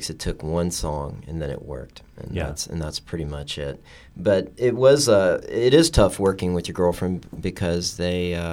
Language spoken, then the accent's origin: English; Texas, United States; also born or lived in Boston / New York; now in Los Angeles, United States; Well, I'm originally from Texas, but I'm a military kid. I lived all over, and I I'd come from the East Coast. I went to school in Boston and spent a little time in New York